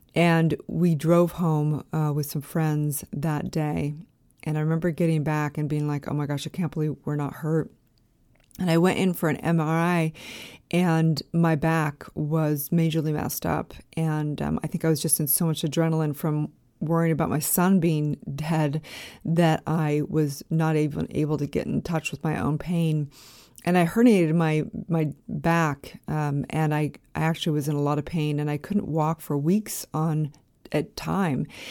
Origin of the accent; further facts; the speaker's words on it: California, United States; also born or lived in Park City, Utah / Los Angeles; I was actually living in Park City, Utah at this point in time, way before I lived in Los Angeles, even though I'm from California.